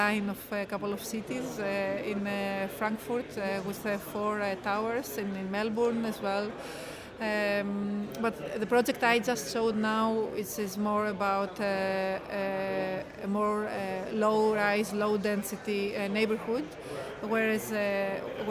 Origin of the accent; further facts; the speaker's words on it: Greece; now in Amsterdam, Netherlands; I am of Greek origin, working in Amsterdam at UN Studio